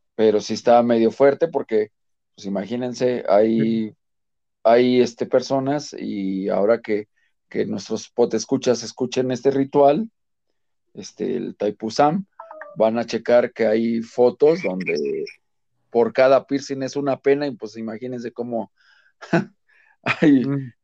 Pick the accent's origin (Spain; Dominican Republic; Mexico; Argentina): Mexico; como buen mexicano